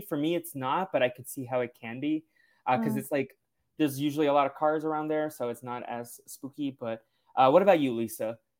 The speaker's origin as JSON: {"language": "English", "region": "New England", "country": "United States", "tie": "born or raised there", "moved": "yes", "lives_now": "Los Angeles, United States", "said": "I grew up in New England"}